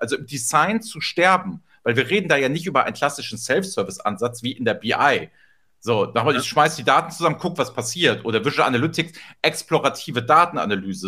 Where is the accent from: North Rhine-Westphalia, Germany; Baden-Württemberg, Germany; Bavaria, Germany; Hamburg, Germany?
Hamburg, Germany; Hamburg, meine Heimatstadt